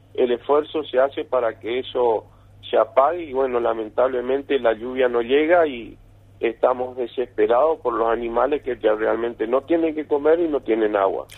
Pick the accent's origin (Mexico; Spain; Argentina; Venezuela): Argentina